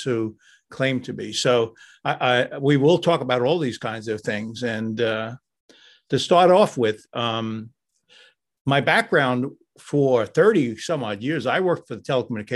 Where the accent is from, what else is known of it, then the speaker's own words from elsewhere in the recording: New York, United States; I grew up in New York